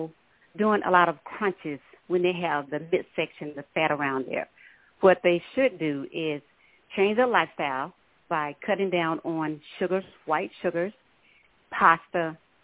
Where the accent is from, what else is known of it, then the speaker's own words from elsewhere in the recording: Minden, Louisiana, United States; now in Dallas, United States; I'm originally from Minden, Louisiana, and I moved to Dallas in the 80s